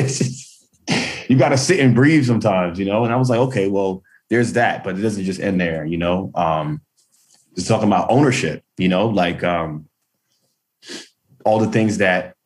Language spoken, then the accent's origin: English; New York City, New York, United States; Growing up in Brooklyn in the 90s